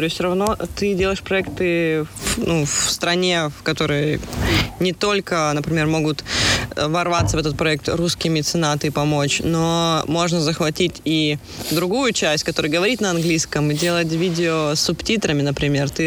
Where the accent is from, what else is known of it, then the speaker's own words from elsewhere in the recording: Siberia, Russia; now in Spain; Я из Сибири.